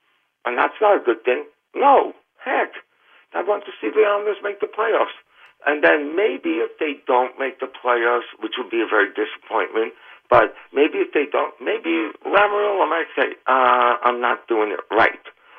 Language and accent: English; New York City, New York, United States; also born or lived in Brooklyn; I'm from Queens, and I grew up in Queens for most of my life